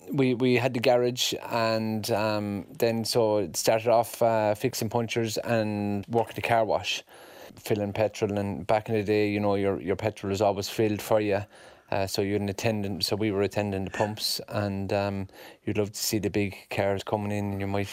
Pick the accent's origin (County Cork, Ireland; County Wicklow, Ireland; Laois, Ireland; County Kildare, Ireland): County Cork, Ireland; I had a wonderful childhood. We lived on a farm in the town, so we had the best of both worlds.